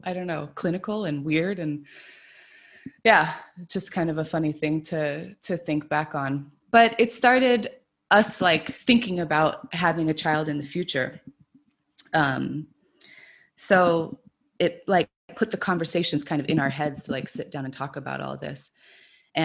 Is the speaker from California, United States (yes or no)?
yes; California, United States; moved away as an adult; now in Prague, Czech Republic; I'm from the United States, from California